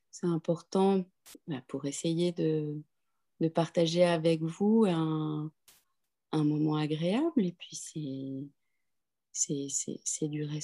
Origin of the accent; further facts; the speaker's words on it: Cambodia; born there; also born or lived in London, United Kingdom; je suis née au Cambodge j'ai beaucoup d'amitié en Chine j'ai beaucoup d'attrait pour l'Inde j'ai vécu à Londres un certain nombre d'années.